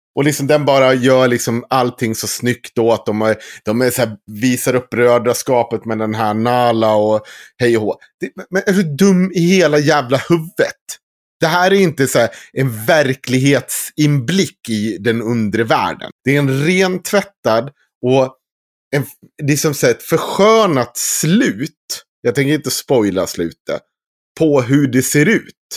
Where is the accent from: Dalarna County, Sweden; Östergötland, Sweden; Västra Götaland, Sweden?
Dalarna County, Sweden; Krylbo; Jag är från Krylbo